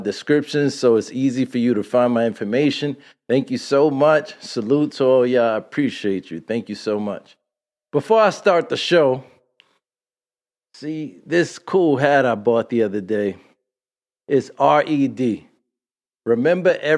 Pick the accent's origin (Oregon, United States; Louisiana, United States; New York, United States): New York, United States; New York City; growing up in Brooklyn, growing up in Brooklyn